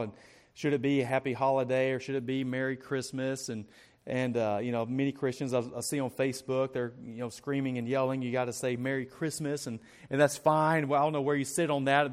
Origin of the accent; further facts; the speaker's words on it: Arkansas, United States; moved away; I'm from Arkansas